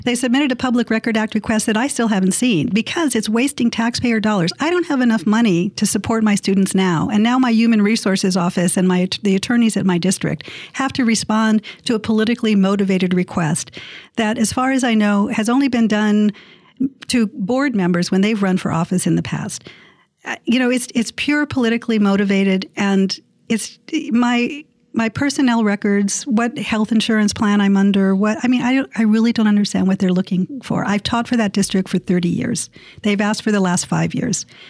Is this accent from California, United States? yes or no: yes; San Diego, California, United States; my hometown